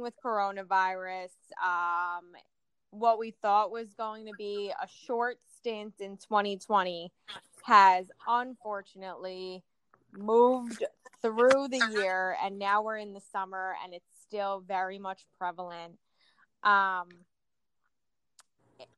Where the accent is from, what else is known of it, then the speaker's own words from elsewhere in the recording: Oceanside, United States; we come from Oceanside.